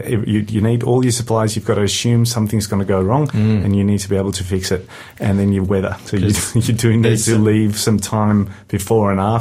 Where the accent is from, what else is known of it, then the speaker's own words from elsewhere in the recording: South Africa; moved away; I'm South African originally, brought up a Christian